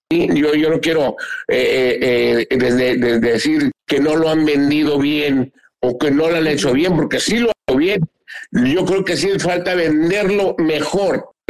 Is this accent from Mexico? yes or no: yes; Mazatlán, Sinaloa, Mexico; Con orgullo digo, aquí soy, soy pata salada, soy de Mazatlán.